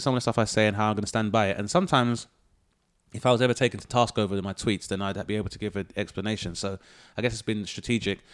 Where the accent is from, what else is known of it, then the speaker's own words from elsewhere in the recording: London, United Kingdom; my spot was, uh, Lewisham, Southeast London.